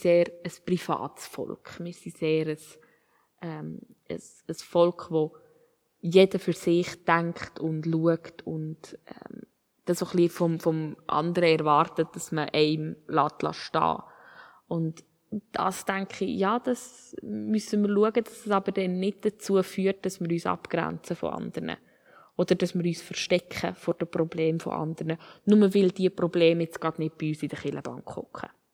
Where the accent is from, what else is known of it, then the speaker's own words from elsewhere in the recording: Switzerland; Uns als Schweizer